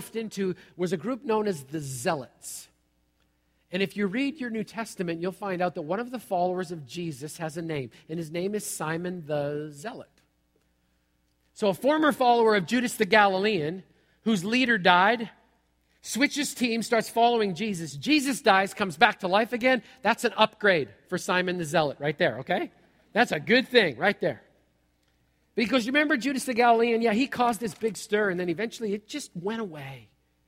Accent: United States; As American Christians

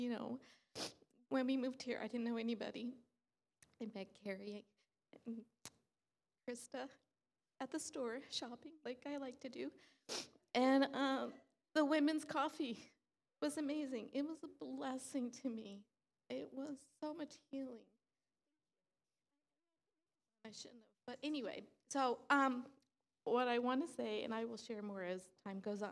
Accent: New York, United States; moved away; I'm from New York.

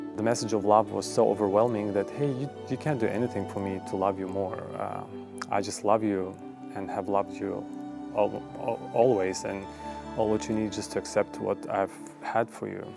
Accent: Baku, Azerbaijan; I grew up in the capital of Azerbaijan, which is Baku.

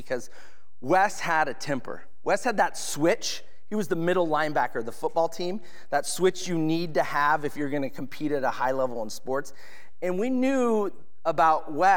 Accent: Edmonds, Washington, United States; Stevens Hospital is where I was born in Edmonds

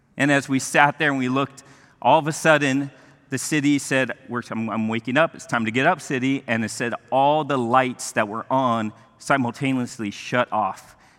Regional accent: Mexico; moved away; I grew up in Mexico

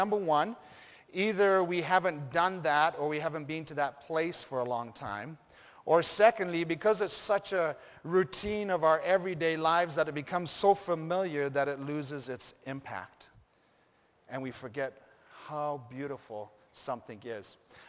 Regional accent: Rift Valley, Kenya; Then I thought of growing up in Africa, in Kenya, and going to high school at Rift Valley Academy.

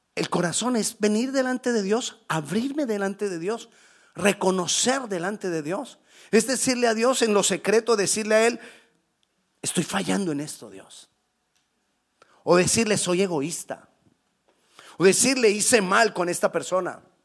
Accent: Colombia; moved away; decimos en Colombia

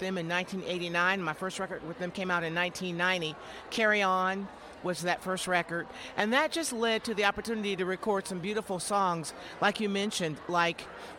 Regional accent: Jackson, Michigan, United States; moved away as an adult; also born or lived in Atlanta area; now in West Georgia, United States; I moved down from my hometown of Jackson, Michigan, where I was born and raised in my preacher daddy's house

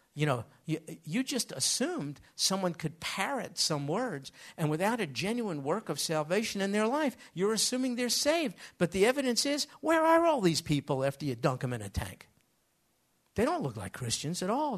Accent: United States; I grew up in America.

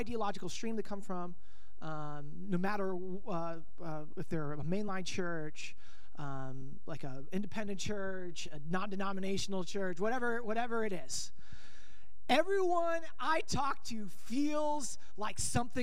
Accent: Denver, Colorado, United States; moved away as an adult; now in Bellingham, United States; I'm originally from the Denver, Colorado area

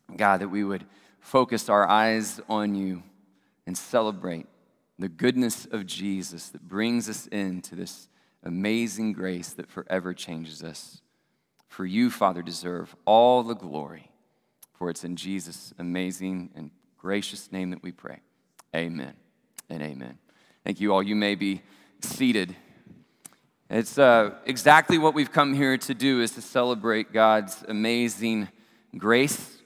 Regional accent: Abilene, Texas, United States; my hometown of Abilene, Texas

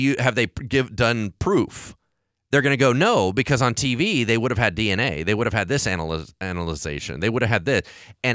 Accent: Hollywood, California, United States; So because I grew up in Hollywood with this idea that you're always being tracked

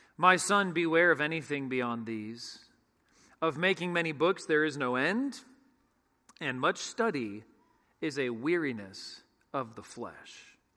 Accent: San Francisco Bay Area, California, United States; When I was in the sixth grade, growing up in the San Francisco Bay Area

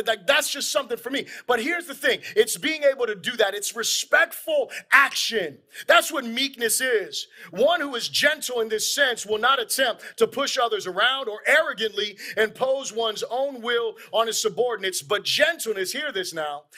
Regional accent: Florida, United States; We're obviously from Florida

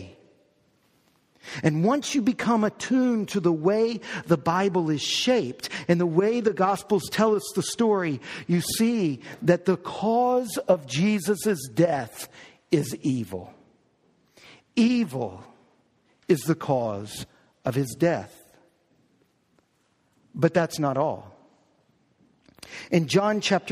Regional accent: New Orleans, Louisiana, United States; I was born in New Orleans. We were living in New Orleans.

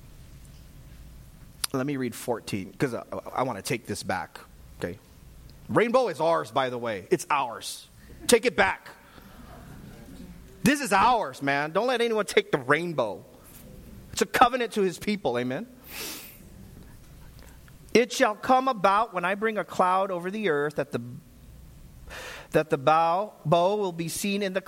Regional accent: Vallejo, California, United States; I grew up right in Vallejo

